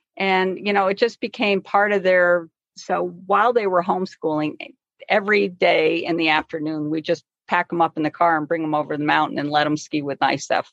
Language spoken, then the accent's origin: English; Scotia, New York, United States; now in Lake Placid, United States; I grew up in Scotia, New York.